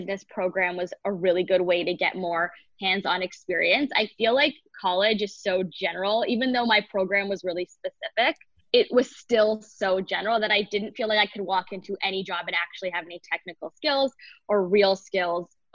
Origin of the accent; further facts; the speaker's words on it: Toronto, Ontario, Canada; moved away as an adult; also born or lived in London, Ontario / Detroit; I grew up in Toronto, Canada, where I lived